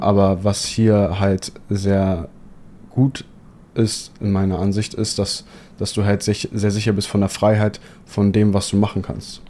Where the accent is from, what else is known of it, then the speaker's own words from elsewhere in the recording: Hamburg, Germany; moved away as an adult; also born or lived in Poland; now in Dubai, United Arab Emirates; gebürtig komme ich aus Hamburg